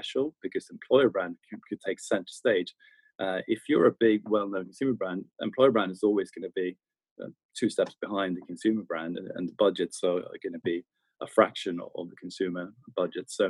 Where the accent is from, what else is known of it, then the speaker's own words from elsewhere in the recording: Stockholm, Stockholm County, Sweden; moved away as an adult; also born or lived in London; born and raised in Stockholm, Sweden